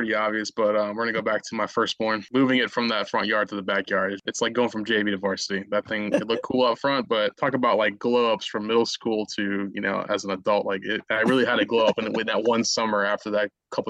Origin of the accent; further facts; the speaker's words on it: Chicago, Illinois, United States; We are originally from Chicago